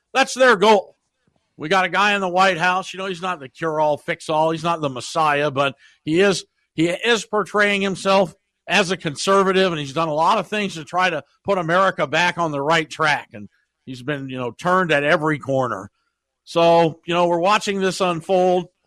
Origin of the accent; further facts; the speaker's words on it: Des Moines, Iowa, United States; now in Johnstown, United States; my hometown, my hometown, I believe, is going to host another circular Democratic firing squad, Des Moines, Iowa